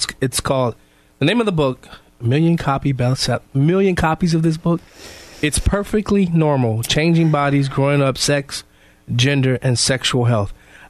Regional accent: Chicago, Illinois, United States; moved away as an adult; now in Kendall County, United States; I'm from Chicago.

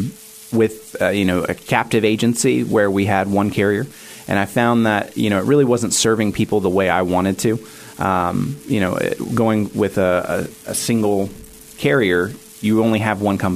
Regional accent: Christiansburg, Virginia, United States; I grew up in this area in the NRV. I graduated from Christiansburg High School

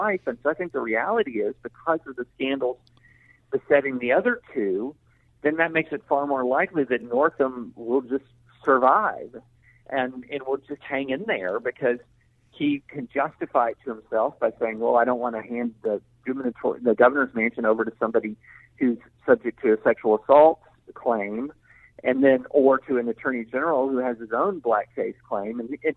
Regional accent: the South, United States; I grew up in the South in the 80s

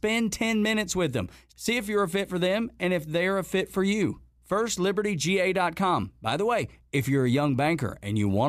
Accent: Northwest Georgia, United States; I'm born and raised in Georgia

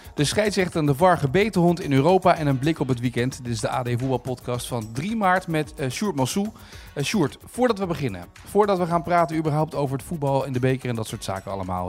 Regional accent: Noordwijk, South Holland, Netherlands; moved away; VV Noordwijk, waar ik ben opgegroeid

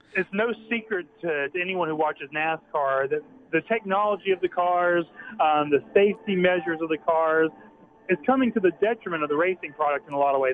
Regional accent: Deep South, United States; also born or lived in North Carolina / Alabama; I'm from the Deep South originally, uh, living in North Carolina and Alabama now

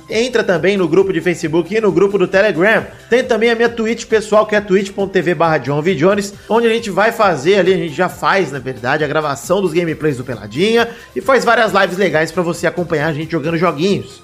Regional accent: Rio Grande do Sul, Brazil; moved away; also born or lived in Bahia; Eu nasci no Rio Grande do Sul

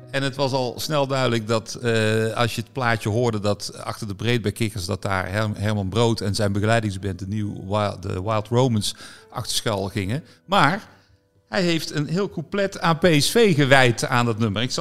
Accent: North Brabant, Netherlands; Ja, maar ik ben ook een Brabander.

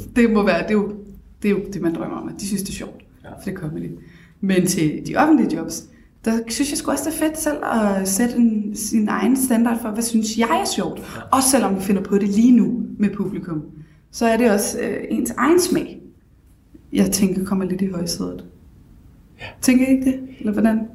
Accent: Copenhagen, Capital Region of Denmark, Denmark; also born or lived in Bagsværd; Født og opvokset på Stenbroen, Nørrebro. Boet lidt af mit liv også i Bagsvær

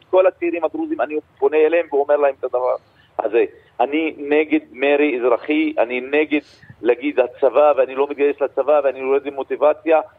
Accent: Israel

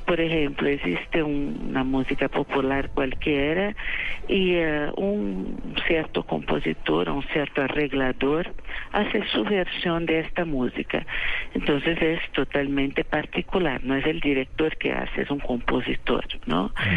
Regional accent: São Paulo, Brazil; first language Portuguese; Spanish is a second language; Yo nací en San Paulo

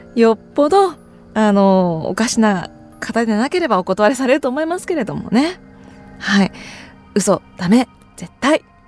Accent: Sapporo, Hokkaido, Japan; now in Tokyo, Japan; 私札幌出身なんですけど実家の札幌に住んでいる両親が私が今住んでいる東京のお家に遊びに来た

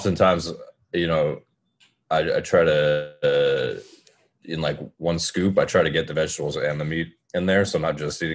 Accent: Acton, Massachusetts, United States; I'm from Acton, Massachusetts, which is next to Lexington and Concord

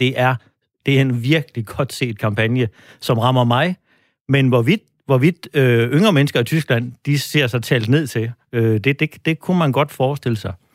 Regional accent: Denmark; vi som danskere

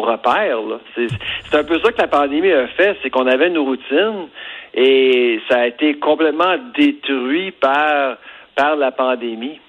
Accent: Farnham, Quebec, Canada; je viens de Farnham, euh, des cantons d'Est

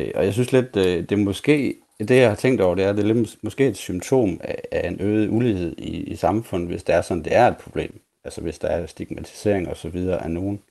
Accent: Aulum, Central Denmark Region, Denmark; jeg kommer fra Aulum, så det er ikke så langt fra hinanden ude i Vestjylland

